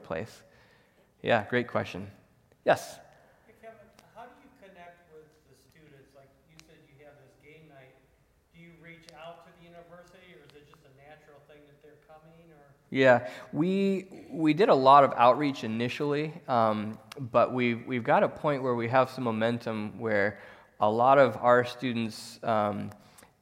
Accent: United States; moved away as an adult; now in Zambia; American Christians living in America

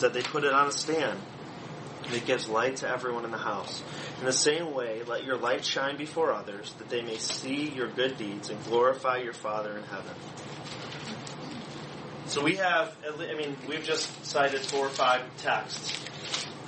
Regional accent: Allen Park, Michigan, United States; We grew up in Allen Park. So we grew up 2 blocks from Sylvia's

